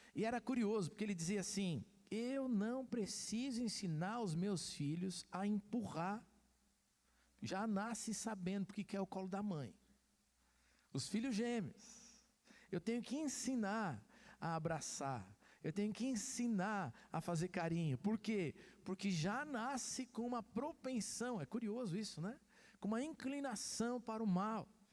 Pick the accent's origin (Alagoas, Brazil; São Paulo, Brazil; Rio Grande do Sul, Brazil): São Paulo, Brazil; Santos; Eu sou santista, nasci em Santos